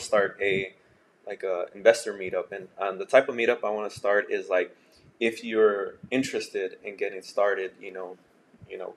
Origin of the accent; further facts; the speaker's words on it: El Paso, Texas, United States; I grew up in El Paso